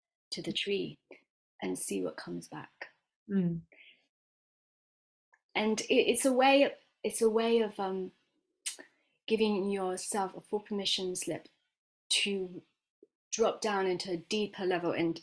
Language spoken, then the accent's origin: English; West Midlands, United Kingdom; also born or lived in Miami, Florida, United States / Dunchurch, Warwickshire / London; I moved here when I was 9